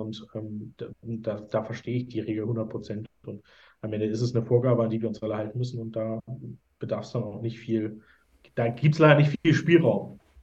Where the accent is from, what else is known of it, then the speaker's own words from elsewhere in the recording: Hamburg, Germany; moved away; ich komme ja ursprünglich aus Hamburg